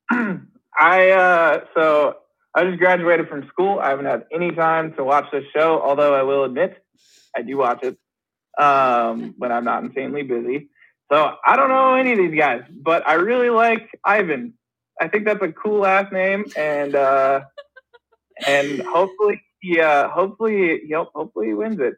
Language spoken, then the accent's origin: English; Seattle, Washington, United States; now in Minnesota, United States; I'm from Seattle. I'm from Washington